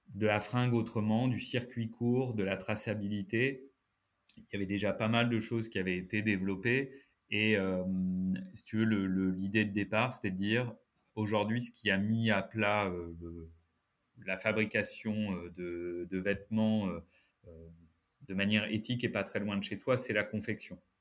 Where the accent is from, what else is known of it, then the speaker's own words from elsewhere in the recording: Lille, Hauts-de-France, France; moved away as an adult; also born or lived in Paris; Je suis ch'ti lillois depuis la naissance